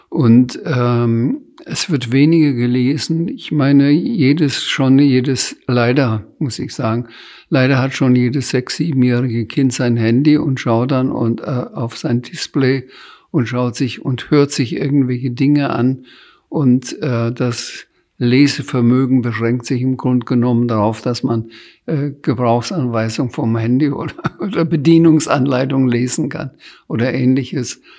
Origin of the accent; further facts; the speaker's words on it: Bamberg, Bavaria, Germany; Ich kann in Bamberg durchaus durch die Stadt gehen, in meine Heimatstadt, ohne dass ich angesprochen werde.